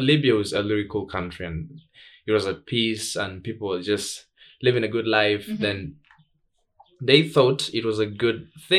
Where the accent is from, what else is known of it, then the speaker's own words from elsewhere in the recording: Tanzania; English is a second language; I grew up in Tanzania.